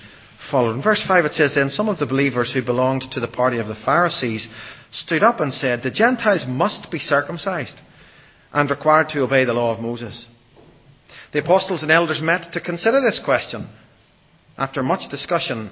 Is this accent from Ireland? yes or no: yes; Ireland; I'm an Irish Baptist